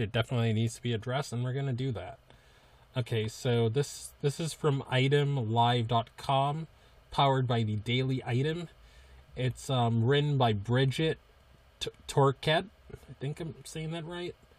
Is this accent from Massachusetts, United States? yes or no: yes; Massachusetts, United States; I'm from Massachusetts